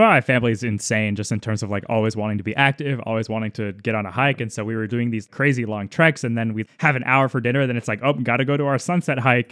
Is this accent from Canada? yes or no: no; Madrid, Community of Madrid, Spain; moved away; I was born in Madrid